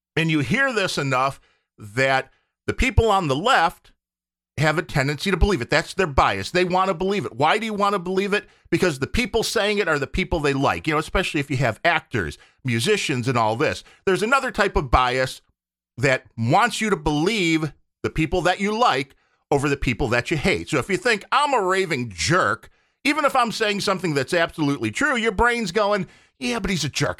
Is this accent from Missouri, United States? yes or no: no; Chicago, Illinois, United States; I was born in the Chicago area, but it goes beyond that 'cause we have the Cubs here